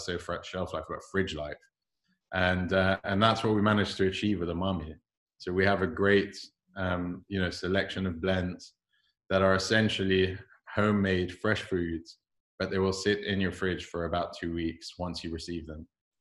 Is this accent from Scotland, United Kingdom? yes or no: no; London, United Kingdom; I was born and raised here. My accent's gone funny along the way, but I am a true Londoner.